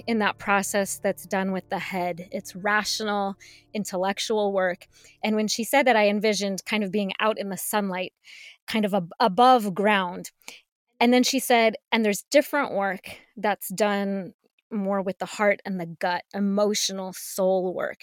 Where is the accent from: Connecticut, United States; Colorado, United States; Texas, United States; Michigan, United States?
Colorado, United States; I grew up in Colorado, and Columbine High School was about ten miles away from my house.